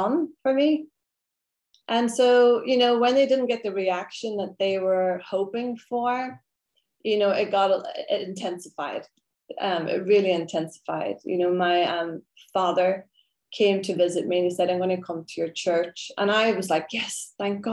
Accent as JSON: {"language": "English", "town": "Derry", "region": "Northern Ireland", "country": "United Kingdom", "tie": "born or raised there", "moved": "yes", "said": "I grew up in Ireland, born there, and very in a very Catholic area"}